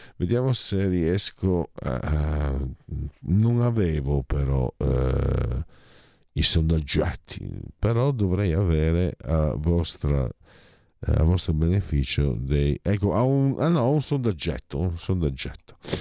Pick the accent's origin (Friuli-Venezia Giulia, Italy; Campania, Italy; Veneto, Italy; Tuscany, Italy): Friuli-Venezia Giulia, Italy; San Vito al Tagliamento; also born or lived in Affori, Milan; now in Milan, Italy; io son di San Vito Tariameito, ma vengo da Pordenone